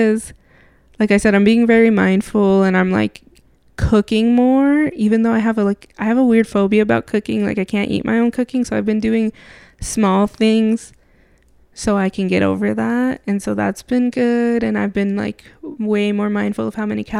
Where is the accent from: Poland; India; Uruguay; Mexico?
Mexico; We're from Mexico. I'm from Mexico.